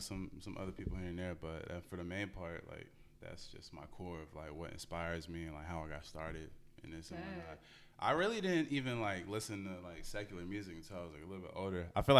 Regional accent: Atlanta, Georgia, United States; also born or lived in Gwinnett County, Georgia; I'm from here. I'm from Metro Atlanta. I was born in Atlanta, and then my family moved out to Gwinnett. And even now, I still stay out in Gwinnett, but just closer to the city, you know.

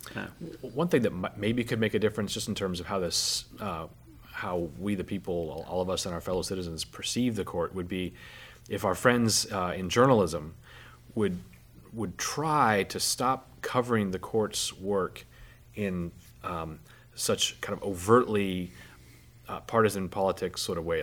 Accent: Alaska, United States; I'm from Alaska

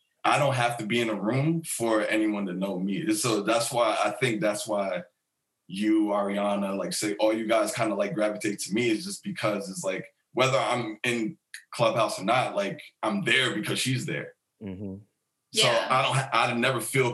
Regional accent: Mount Vernon, New York, United States; moved away as an adult; also born or lived in Bronx, New York / Jamaica (family ancestry); I grew up in New York

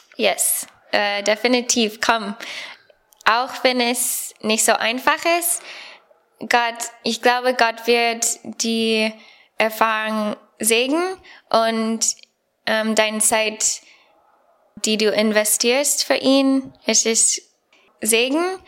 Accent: United States; German is a second language; moved away as an adult; now in Bonn, Germany; ich komme aus Amerika und ja, ich bin Student hier am Bibelseminar Bonn

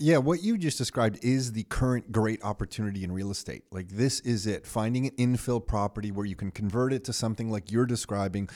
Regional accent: Mississauga, Ontario, Canada; growing up in Mississauga

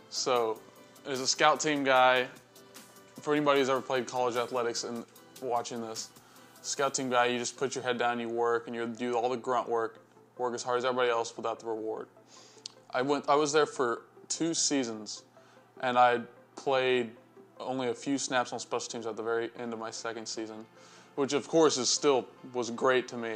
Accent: Iola, Texas, United States; I'm from Iola, Texas.

